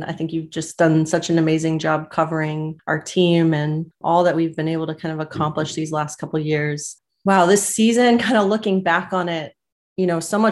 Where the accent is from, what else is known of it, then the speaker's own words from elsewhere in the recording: New Jersey, United States; I'm from New Jersey. You know, this is kind of, I was born and raised here, introduced to field hockey at Ocean City High School